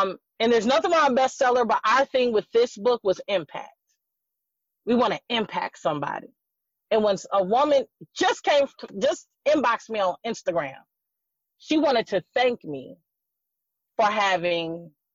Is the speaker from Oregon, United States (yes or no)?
no; Racine, Wisconsin, United States; moved away as an adult; I was born in Racine, Wisconsin. Me and my husband both. We were raised in the same church